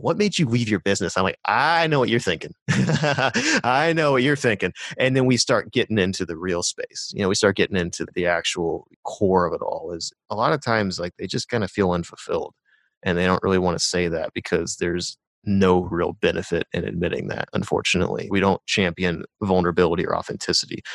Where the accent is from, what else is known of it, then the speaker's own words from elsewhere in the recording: Rust Belt, United States; moved away; my hometown, like, there's a Rust Belt town